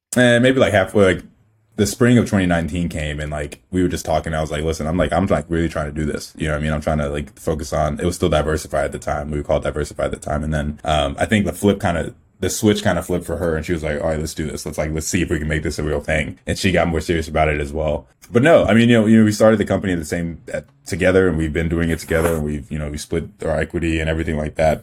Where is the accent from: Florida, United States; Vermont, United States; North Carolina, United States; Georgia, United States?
North Carolina, United States; Clemmons; also born or lived in Nigeria; we grew up in, in town called Clemens, North Carolina. I was in North Carolina most of my, like, adolescent life